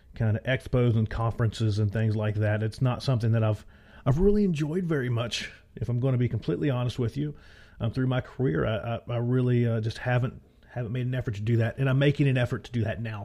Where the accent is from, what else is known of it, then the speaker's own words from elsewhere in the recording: Appalachia, United States; accent: Appalachian; my wonderful Appalachian accent